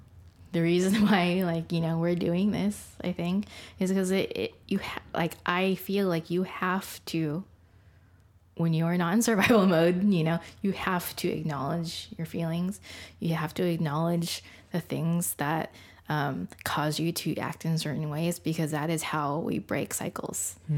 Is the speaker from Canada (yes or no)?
no; Philippines; being Filipino, like I'm technically Catholic.